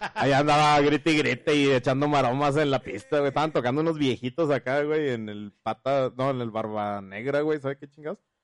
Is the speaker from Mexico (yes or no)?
yes; Zacatecas, Mexico; moved away; yo soy de allá de Zacatecas